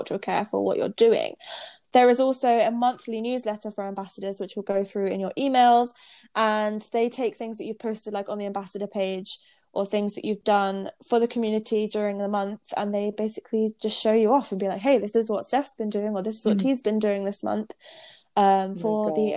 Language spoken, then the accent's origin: English; United Kingdom; moved away; we're British